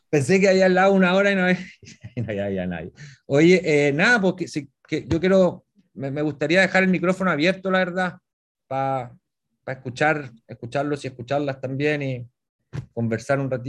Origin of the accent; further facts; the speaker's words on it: Puerto Varas, Los Lagos, Chile; y nosotros que somos acá de Puerto Vara.